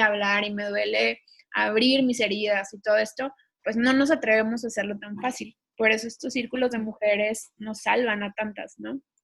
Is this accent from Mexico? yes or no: yes; Mexico